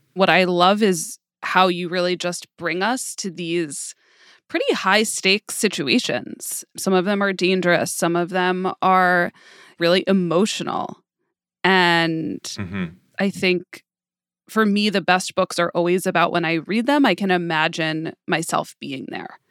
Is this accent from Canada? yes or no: no; New York, United States; I grew up in New York, but I grew up in a very culturally Jewish way